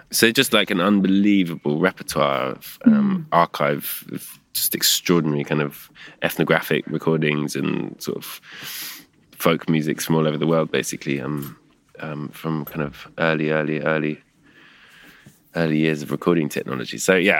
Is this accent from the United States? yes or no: no; England, United Kingdom; I think it's just the fact that I'm English and grew up here